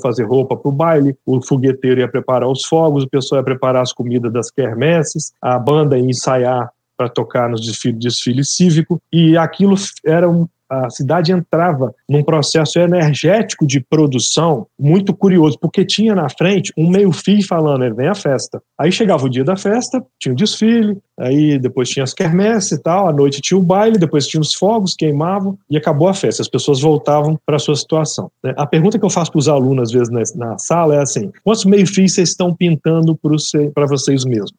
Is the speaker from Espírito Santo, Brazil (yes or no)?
yes; interior of Espírito Santo, Brazil; moved away; eu sou de uma cidade do interior do Espírito Santo